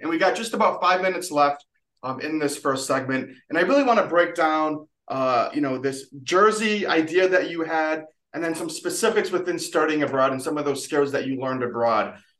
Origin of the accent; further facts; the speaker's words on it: Utica, New York, United States; I was from Utica